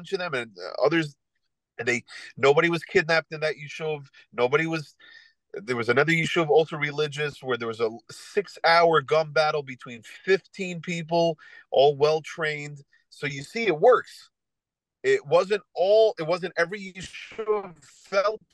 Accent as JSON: {"language": "English", "country": "United States", "said": "as an American who loves the Second Amendment"}